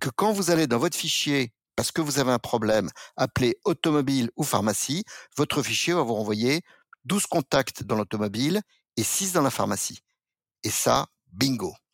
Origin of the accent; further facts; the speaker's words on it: France; Je suis pas sujet de la couronne britannique, je suis français, je ne suis que français